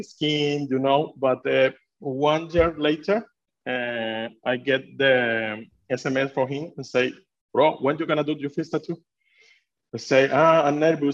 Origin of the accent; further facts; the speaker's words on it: Venezuela; English is a second language; now in Sweden; I'm from Venezuela. I'm born in Venezuela.